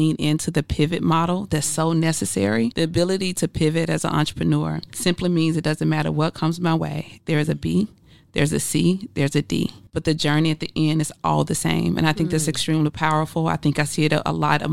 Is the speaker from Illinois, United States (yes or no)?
no; Mississippi, United States; now in Atlanta, United States; the way I was raised in Mississippi